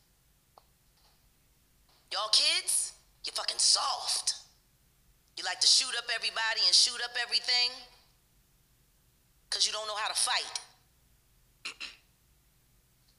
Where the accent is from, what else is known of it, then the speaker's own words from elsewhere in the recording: Philadelphia, Pennsylvania, United States; I'm from North Philly.